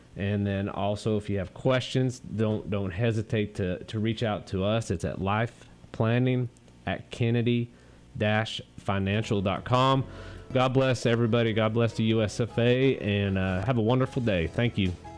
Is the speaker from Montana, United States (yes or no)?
yes; Montana, United States; moved away; also born or lived in Eastland; I grew up in Montana